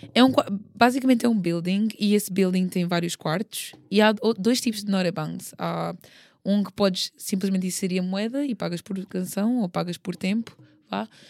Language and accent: Portuguese; Portugal; moved away as an adult; also born or lived in South Korea; é o meu país, pronto, eu, foi onde eu cresci